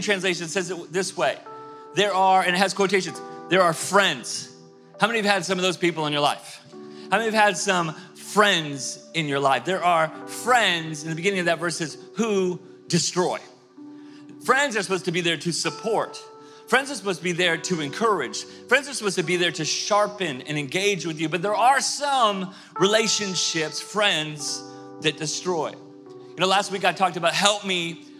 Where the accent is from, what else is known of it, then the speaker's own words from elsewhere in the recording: Tulsa, Oklahoma, United States; moved away; I grew up in Tulsa, Oklahoma